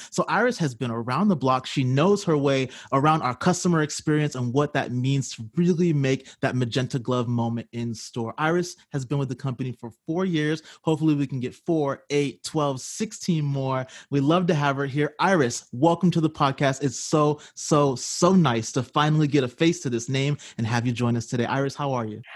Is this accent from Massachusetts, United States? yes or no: yes; Boston, Massachusetts, United States; now in Texas, United States; I'm originally from Boston